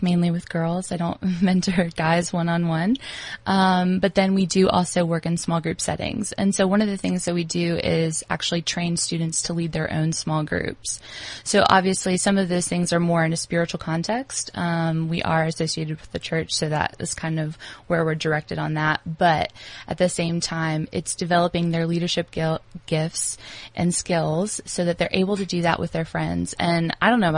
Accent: United States; moved away as an adult; now in South Africa; as an American coming into South Africa

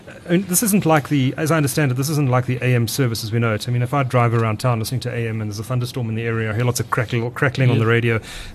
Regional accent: KwaZulu-Natal, South Africa; I grew up in KwaZulu-Natal

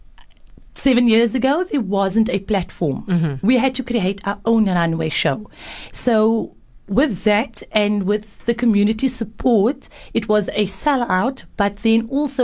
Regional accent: Cape Town, Western Cape, South Africa; And as being South African, Cape Townian, we've got a different flair to our style.

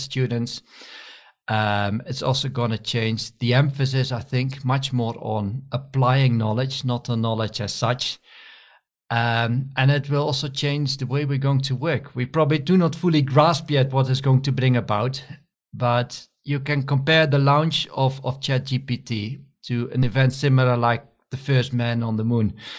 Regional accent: Netherlands; moved away as an adult; also born or lived in Scotland / India / Nigeria / Wageningen; I'm originally from the Netherlands, and I studied also in the Netherlands, in Wageningen.

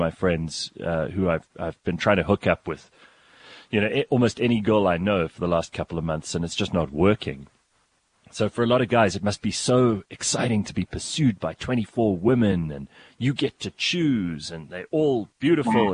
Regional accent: Pretoria, Gauteng, South Africa; we're both from Pretoria

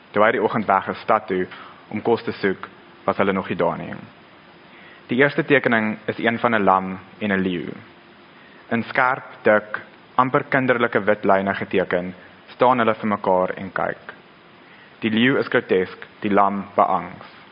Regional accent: Pretoria, Gauteng, South Africa; Ek kom van Pretoria af, so ek ken die stad baie goed

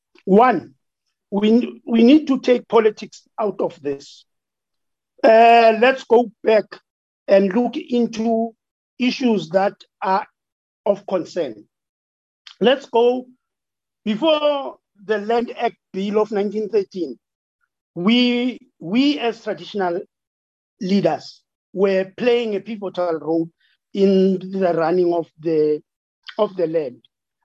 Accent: Amajuba District, KwaZulu-Natal, South Africa; from Amachuba District in KZN. I'm actually a local chief for Gule Tribal Authority.

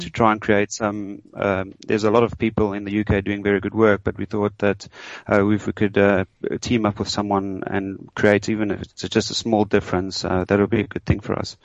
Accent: South Africa; moved away as an adult; now in London, United Kingdom; I am from South Africa

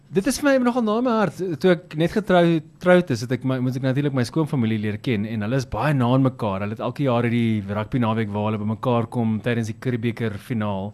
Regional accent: Richards Bay, KwaZulu-Natal, South Africa; also born or lived in Newcastle, KwaZulu-Natal; ek is oorspronklik 'n uh, volbloed Nataller, ek is gebore daar in Noord-Natal, uh, Newcastle en ek het skool klaar gemaak in 'n klein dorpie met naam Richards Bay

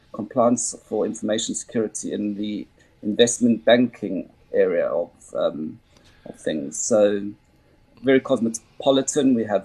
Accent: Johannesburg, Gauteng, South Africa; also born or lived in United Kingdom; now in Frankfurt, Germany; I grew up in Joburg

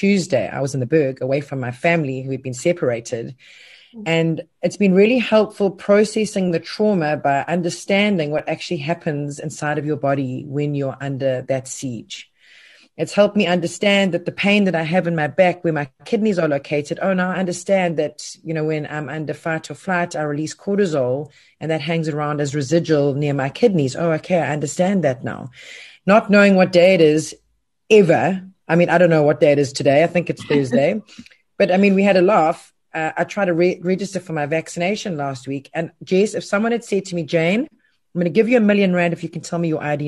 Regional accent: South Africa; being South African, and we are resilient

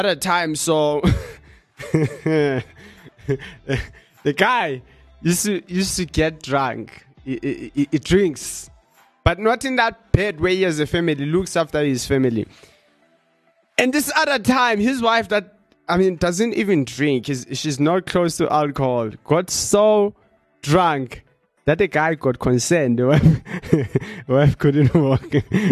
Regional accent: South Africa; accent: South African; my accent sounds like a South African person

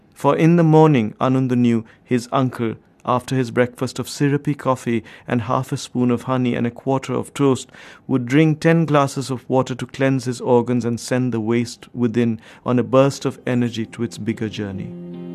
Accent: India; I grew up in India at a certain point of time

